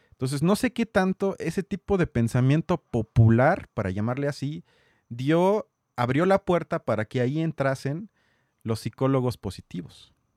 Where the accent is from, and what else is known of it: Mexico